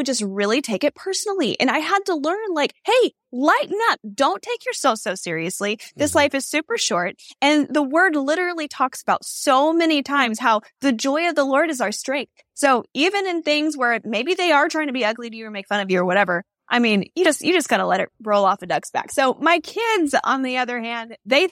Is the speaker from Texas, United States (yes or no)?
yes; Texas, United States; I am from Texas